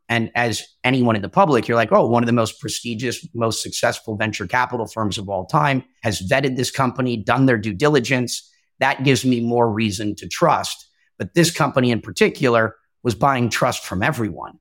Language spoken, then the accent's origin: English; Minnesota, United States; moved away; also born or lived in California / New York City; I'm originally from Minnesota, ended up in California, but I've lived in New York City at least part-time for a couple of years